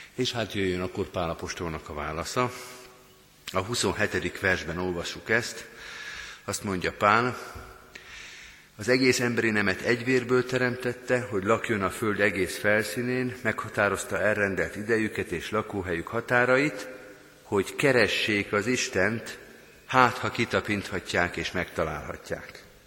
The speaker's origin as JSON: {"language": "Hungarian", "country": "Hungary", "said": "mi magyarként"}